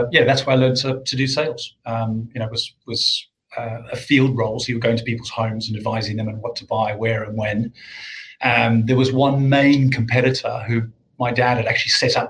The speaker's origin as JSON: {"language": "English", "country": "South Africa", "tie": "born or raised there", "moved": "as an adult", "lives_now": "United Kingdom", "said": "I grew up in South Africa"}